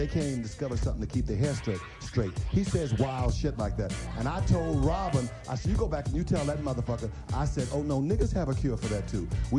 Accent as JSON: {"language": "English", "region": "the South", "country": "United States", "said": "because I'm from the South."}